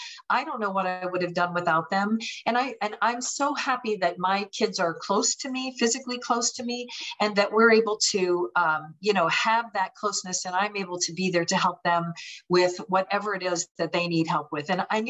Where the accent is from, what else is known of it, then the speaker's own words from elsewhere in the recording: Pennsylvania, United States; also born or lived in California / Minnesota; now in Florida, United States; I was originally from Pennsylvania, went to California, went to Minnesota, then to Florida. So kind of hit all angles of the country and loving living where I'm at now.